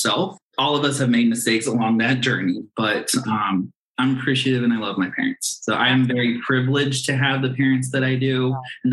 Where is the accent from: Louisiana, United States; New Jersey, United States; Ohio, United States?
Ohio, United States; I am Ohio born and raised